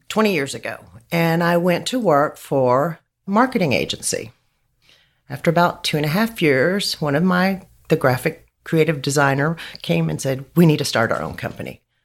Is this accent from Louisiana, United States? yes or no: no; Midland, Texas, United States; I grew up in Midland